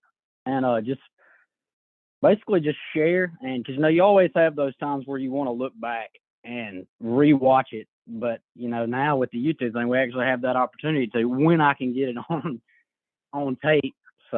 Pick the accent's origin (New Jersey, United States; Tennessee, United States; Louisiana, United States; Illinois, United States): Louisiana, United States; I'm 23, and I was born and raised in Franklin Parish, Louisiana, which is where I reside at now.